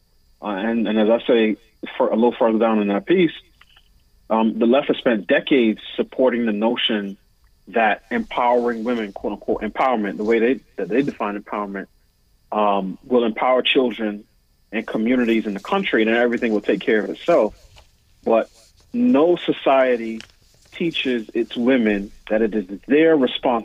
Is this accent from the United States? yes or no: yes; New York City, New York, United States; moved away as an adult; now in Washington, D.C., United States; I was raised in New York City.